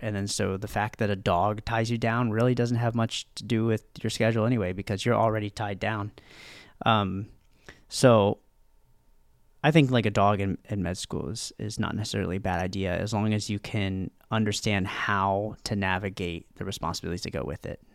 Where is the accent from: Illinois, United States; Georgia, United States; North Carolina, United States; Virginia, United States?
Virginia, United States; moved away as an adult; now in Fort Lauderdale, United States; I'm from Virginia